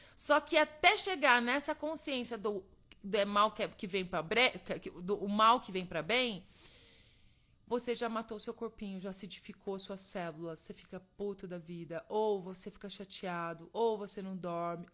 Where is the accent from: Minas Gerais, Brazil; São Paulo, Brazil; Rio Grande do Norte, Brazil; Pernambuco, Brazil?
Minas Gerais, Brazil; eu sou mineira